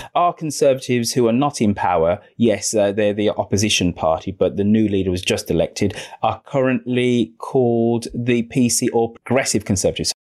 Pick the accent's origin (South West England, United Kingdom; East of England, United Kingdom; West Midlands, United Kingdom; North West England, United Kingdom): West Midlands, United Kingdom; Birmingham; moved away; God's own city, God's own country is my hometown of Birmingham